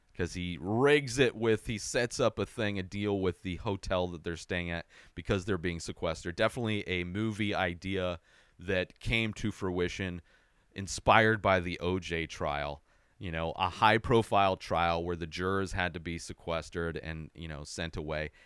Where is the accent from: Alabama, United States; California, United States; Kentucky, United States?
California, United States; Southern; I grew up in Southern California